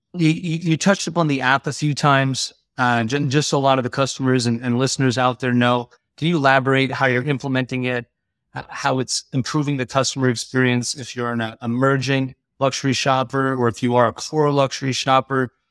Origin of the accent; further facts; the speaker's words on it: Long Island, New York, United States; both of us being Long Island guys